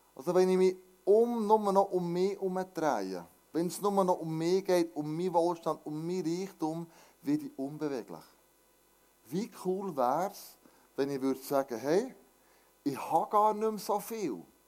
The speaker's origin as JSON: {"language": "German", "country": "Switzerland"}